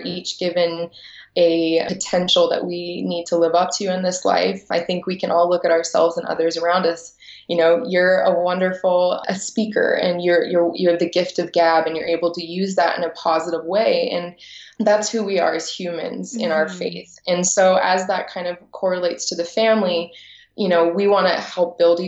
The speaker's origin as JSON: {"language": "English", "town": "Washington", "region": "District of Columbia", "country": "United States", "tie": "born or raised there", "said": "And so growing up in Washington, D.C., it was a little difficult for me to find someone within my own faith."}